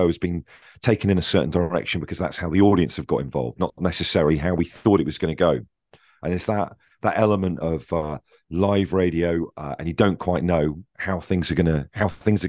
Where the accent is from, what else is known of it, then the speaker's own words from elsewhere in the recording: Devon, South West England, United Kingdom; moved away as an adult; also born or lived in Swansea / Bristol; I grew up in Devon